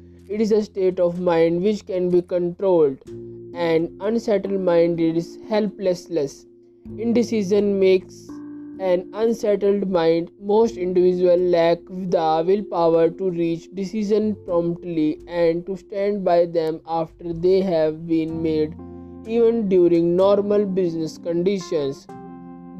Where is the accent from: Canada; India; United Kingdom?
India; I am from India